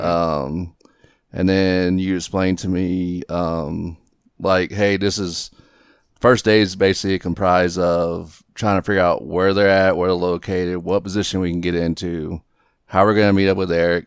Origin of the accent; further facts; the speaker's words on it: southeast Texas, United States; now in Aurora, United States; grew up in the southeast part of Texas